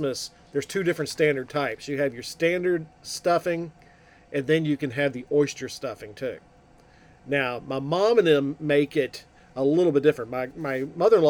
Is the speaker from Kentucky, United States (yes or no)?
yes; Kentucky, United States; we're from Kentucky here